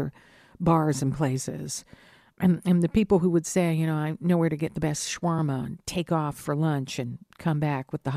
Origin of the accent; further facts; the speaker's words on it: Hamilton, Ontario, Canada; And now it's a big cheers to Hamtown, my hometown.